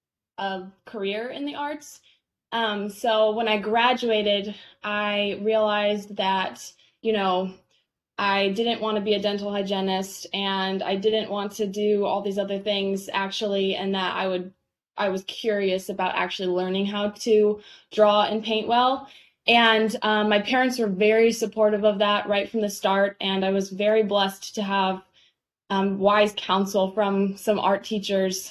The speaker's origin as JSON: {"language": "English", "town": "Indianapolis", "region": "Indiana", "country": "United States", "tie": "born or raised there", "also_born_or_lived": "Maine", "moved": "as an adult", "said": "I grew up in the Indianapolis area"}